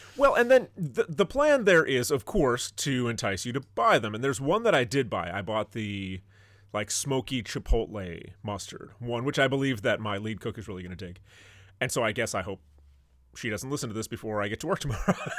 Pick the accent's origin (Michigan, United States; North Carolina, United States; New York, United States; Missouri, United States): Michigan, United States; northern; my hometown in northern Michigan